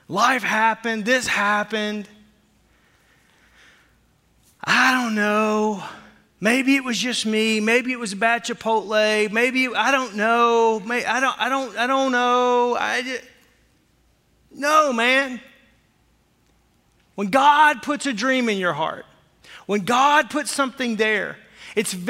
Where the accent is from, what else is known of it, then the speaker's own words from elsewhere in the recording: Fort Smith, Arkansas, United States; as a young kid growing up in Fort Smith, Arkansas